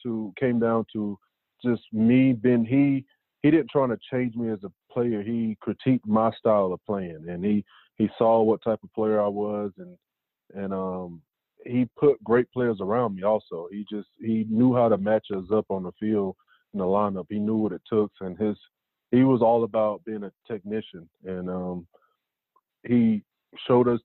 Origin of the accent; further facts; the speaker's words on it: North Carolina, United States; growing up in North Carolina, I was a huge Tar Heel fan at one point